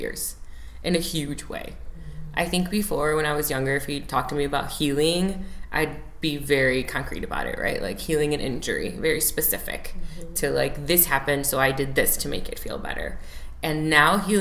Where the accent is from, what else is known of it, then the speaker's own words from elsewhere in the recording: Chicago, Illinois, United States; also born or lived in Oak Lawn, Illinois; Chicago native. Chicago is a big piece of who I am. I was born and raised in Chicago